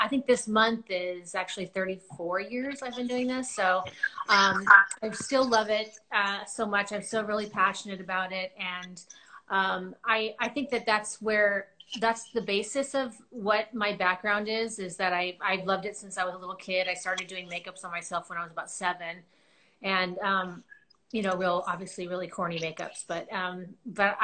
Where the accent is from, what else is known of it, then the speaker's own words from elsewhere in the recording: Agoura Hills, California, United States; I grew up here in Agora in Southern California